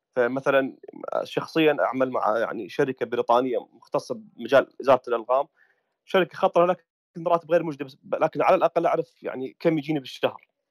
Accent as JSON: {"language": "Arabic", "country": "Iraq", "said": "عندنا بالعراق"}